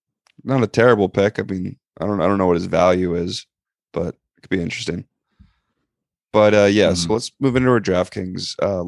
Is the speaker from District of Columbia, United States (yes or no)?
no; Connecticut, United States; We're from Connecticut.